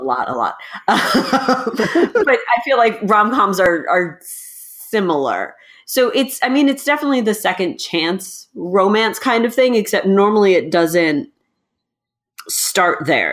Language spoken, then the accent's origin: English; United States; we're American